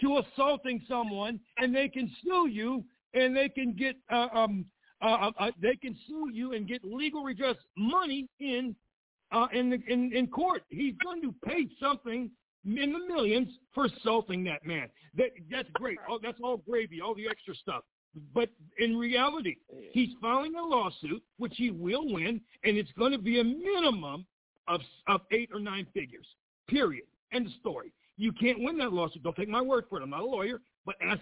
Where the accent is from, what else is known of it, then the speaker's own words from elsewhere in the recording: Pittsburgh, Pennsylvania, United States; I'm from Pittsburgh